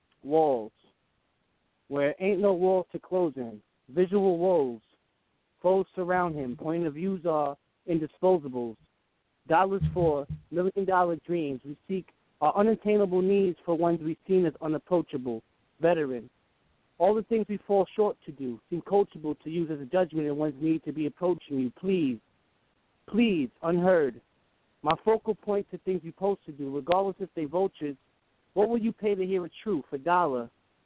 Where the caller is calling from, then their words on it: Greenwich, Connecticut, United States; I'm calling from Connecticut.